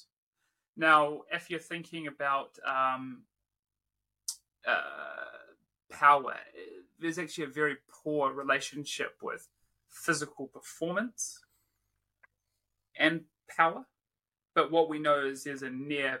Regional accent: New Zealand; also born or lived in Wollongong, Australia / Perth, Australia / Leeds, United Kingdom; now in Brisbane, Australia; Born and raised in New Zealand

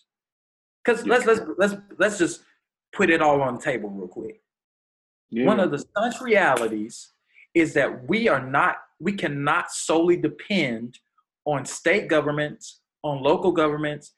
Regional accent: Jackson, Mississippi, United States; I'm born and raised in Jackson, Mississippi

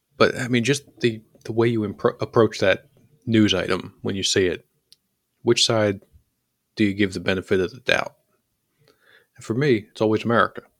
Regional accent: Philadelphia, Pennsylvania, United States; I'm from Philly.

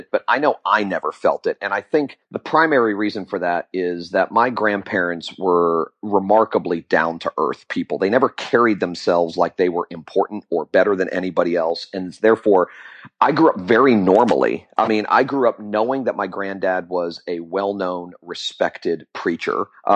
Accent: Fort Lauderdale, Florida, United States; also born or lived in Jacksonville, Florida; I'm a Florida native. I was born in Jacksonville, Florida, and raised in Fort Lauderdale, Florida.

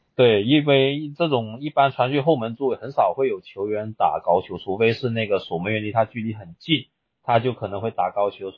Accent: Zhaoqing, Guangdong, China; now in Guangzhou, China; 我老家是肇庆那边的

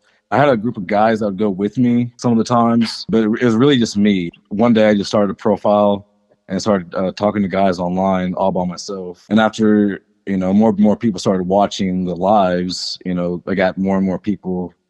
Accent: Muncie, Indiana, United States; Born in Indianapolis, raised in Muncie.

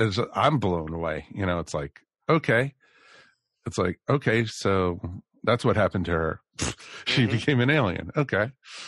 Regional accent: United States; also born or lived in New Jersey; I grew up outside of Washington, D.C.

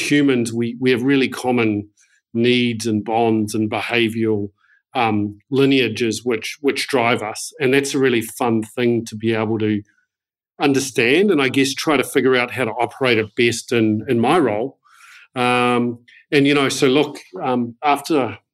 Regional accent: New Zealand; I'm a proud Kiwi. I grew up in New Zealand and have done most of my education in New Zealand.

